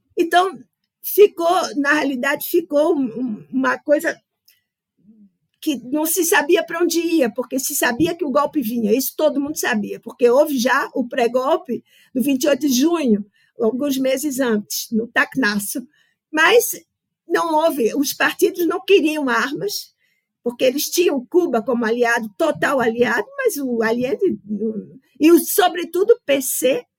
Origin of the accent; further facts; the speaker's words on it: Brazil; moved away; also born or lived in Chile; que vivemos lá enquanto brasileiros